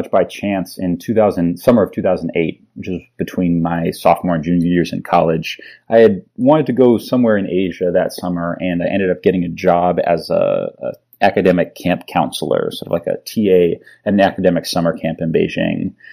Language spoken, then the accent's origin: English; Palo Alto, California, United States; So I I grew up mostly in the Bay Area. I grew up in Palo Alto and went to school at Stanford, so I had a lot of you know California connections behind me.